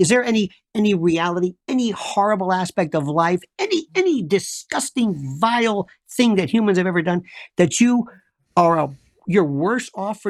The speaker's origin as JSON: {"language": "English", "region": "Florida", "country": "United States", "said": "I am from the South, Florida."}